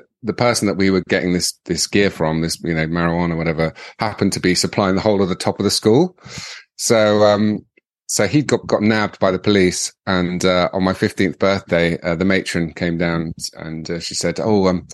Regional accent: London, United Kingdom; also born or lived in Warwickshire / Miami; I was born in London, born at St. Thomas's Hospital

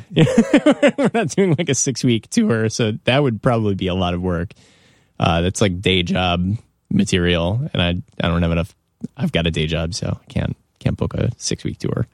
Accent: Evanston, Illinois, United States; I grew up in Evanston, which is, like, on the border of Chicago

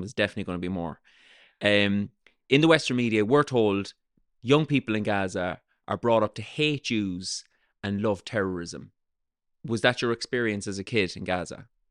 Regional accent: south of Ireland, Ireland; I grew up in the south of Ireland

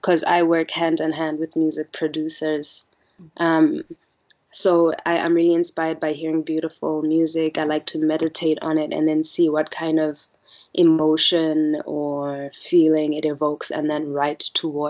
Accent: Botswana; also born or lived in Malaysia; I'm born and bred in Botswana

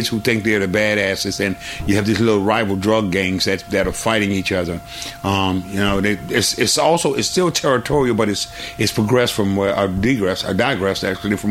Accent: New Orleans, Louisiana, United States; I grew up on Gallosa Street, 1100 block of Gallosa Street

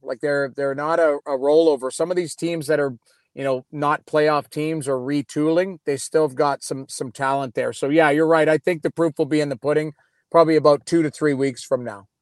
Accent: Edmonton, Alberta, Canada; I grew up in Edmonton

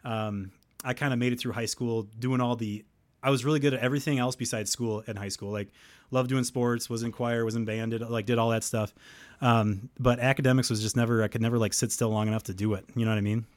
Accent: Helenville, Wisconsin, United States; I'm from Wisconsin. I spend most of my time, uh, uh, in Hellenville

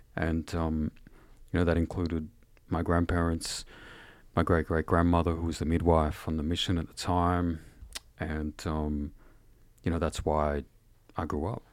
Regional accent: Shepparton, Victoria, Australia; also born or lived in Mooroopna; I was born in the township by the name of Shepparton, and I was raised, um, in the Shepparton area

